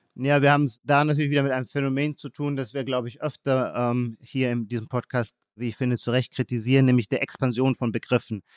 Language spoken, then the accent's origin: German; Germany; Wir haben als Deutsche